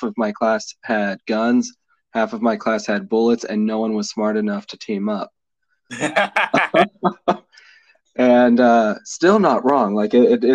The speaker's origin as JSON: {"language": "English", "region": "Colorado", "country": "United States", "tie": "born or raised there", "said": "I grew up in Colorado"}